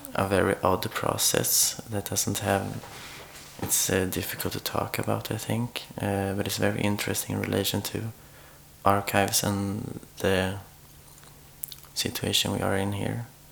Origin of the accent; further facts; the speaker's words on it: Sweden; moved away as an adult; now in Oslo, Norway; I'm from Sweden, and I've been living in Oslo since almost two years now.